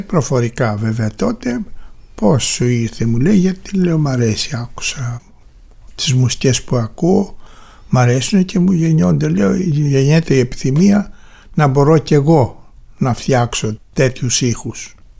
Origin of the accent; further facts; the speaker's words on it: Heraklion, Crete, Greece; γεννήθηκα στο Ηράκλειο της Κρήτης 11 του Μάη του 1940